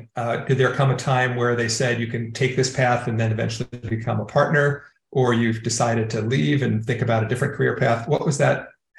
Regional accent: Long Island, New York, United States; I know we grew up not too far from each other in Long Island in the suburbs of New York.

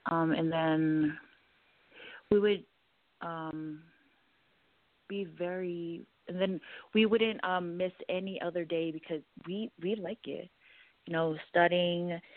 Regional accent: American Samoa; now in Denver, United States; I'm originally from American Samoa, and right now I am living in Denver.

